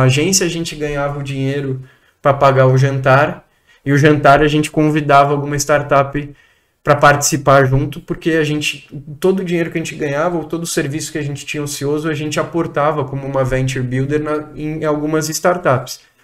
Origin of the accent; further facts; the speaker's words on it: Cotia, São Paulo, Brazil; eu sou nascido em São Paulo. A minha mãe é nascida no interior de São Paulo. Meu pai é nascido em São Paulo também. É, eu tive uma infância, uma grande maior parte dela na Granja Viana, em Cotia, que é um município aqui perto de São Sim. Paulo